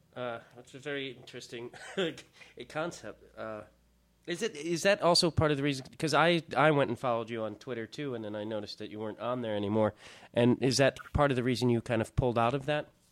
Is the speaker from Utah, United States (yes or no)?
no; Chicago, Illinois, United States; moved away; I'm from Chicago originally